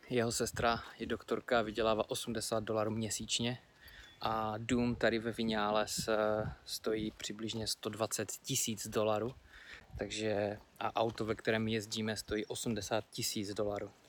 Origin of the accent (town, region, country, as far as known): Czechia